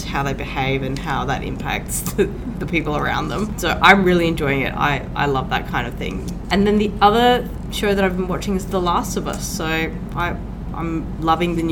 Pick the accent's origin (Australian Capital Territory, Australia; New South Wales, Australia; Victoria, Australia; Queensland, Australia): New South Wales, Australia; Sydney; moved away as an adult; now in Adelaide, Australia; I am also originally from Sydney, and I came here to do dentistry